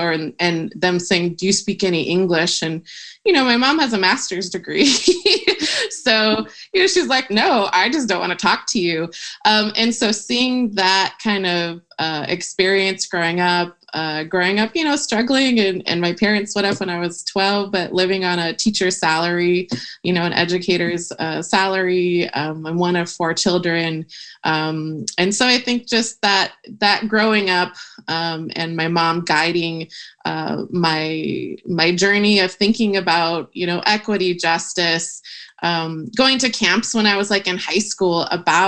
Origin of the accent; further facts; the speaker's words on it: Pasadena, California, United States; moved away as an adult; now in Chicago, United States; I grew up in Pasadena, California.